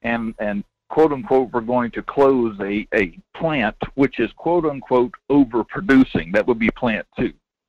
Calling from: Denali, Alaska, United States; Good morning. … out of Denali.

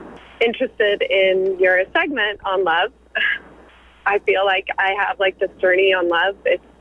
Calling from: San Francisco, California, United States; San Francisco.

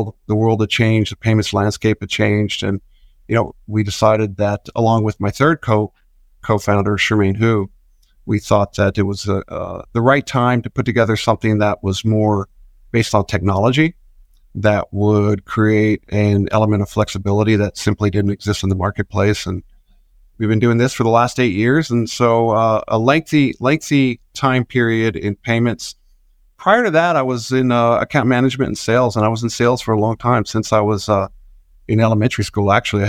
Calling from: Austin, Texas, United States; I'm calling in from Austin, Texas.

